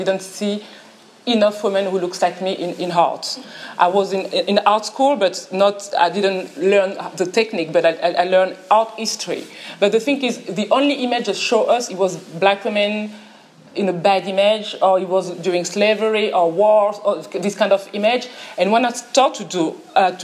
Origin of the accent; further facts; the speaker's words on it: France; English is a second language; I'm from France.